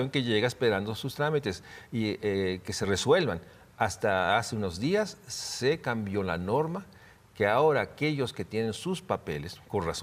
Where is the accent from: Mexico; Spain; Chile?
Mexico; somos una población mexicana racista que discrimina